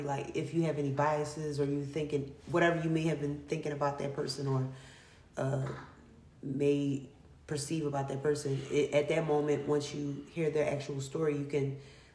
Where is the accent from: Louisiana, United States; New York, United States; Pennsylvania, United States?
Pennsylvania, United States; Philadelphia; I'm from North Philly, the gutter